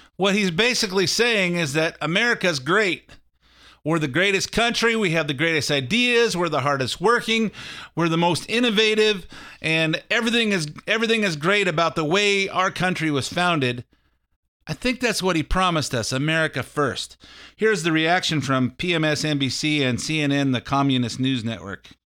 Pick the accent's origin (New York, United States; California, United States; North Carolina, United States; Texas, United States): California, United States; I'm from California